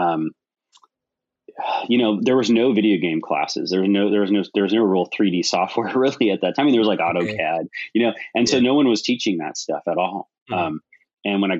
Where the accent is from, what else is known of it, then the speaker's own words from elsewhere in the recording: Hawaii, United States; now in California, United States; I was born in Hawaii and I lived there, and then I've lived in California